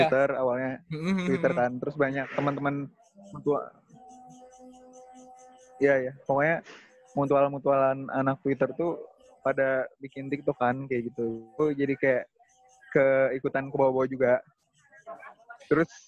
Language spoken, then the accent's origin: Indonesian; Bandung, West Java, Indonesia; Uh, aku dari Bandung. Aku sekarang baru jadi maba di Unpad.